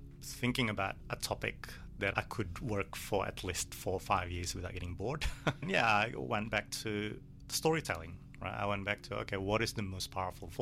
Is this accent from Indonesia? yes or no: yes; Bandung, West Java, Indonesia; now in Melbourne, Australia; I grew up in Bandung